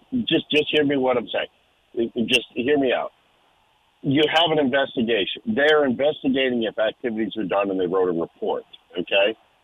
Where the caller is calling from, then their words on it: Florence, United States; Hey, it's … from Florence.